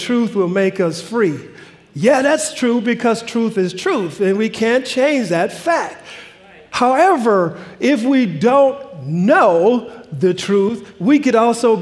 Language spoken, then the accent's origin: English; Louisiana, United States; now in Pacific Northwest, United States; I'm from the South, from Louisiana. And growing up in Louisiana